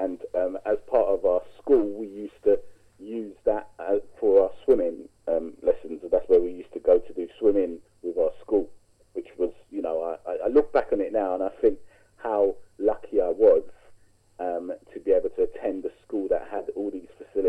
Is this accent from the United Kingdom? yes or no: yes; London, United Kingdom; also born or lived in Sierra Leone; Now, I lived in Clapham at the time, and I was raised in Clapham.